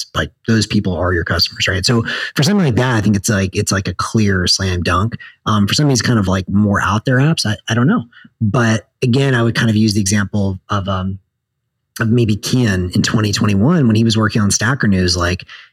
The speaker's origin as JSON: {"language": "English", "region": "the South", "country": "United States", "said": "I'm from the South"}